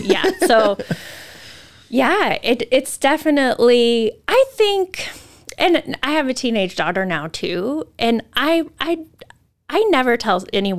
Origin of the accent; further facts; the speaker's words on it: Moscow, Idaho, United States; I grew up in a college town. I grew up at in Moscow.